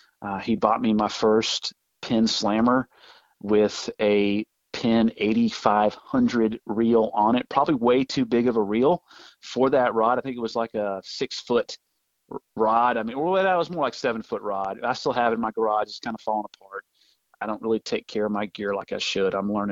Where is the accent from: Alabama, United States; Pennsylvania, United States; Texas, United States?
Alabama, United States; Birmingham; born there; also born or lived in Topeka, Kansas / Denver, Colorado / Manchester, New Hampshire / the Panhandle; I lived all over the place from Topeka, Kansas. I was born in Birmingham, Alabama, Denver, Colorado, Manchester, New Hampshire. And then we found ourselves moving back to the Panhandle for my middle school and high school years.